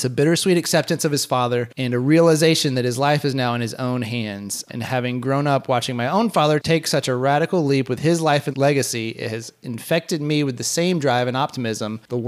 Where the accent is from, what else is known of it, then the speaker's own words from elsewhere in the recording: Haiti; reminded me so much of my own childhood growing up in Haiti.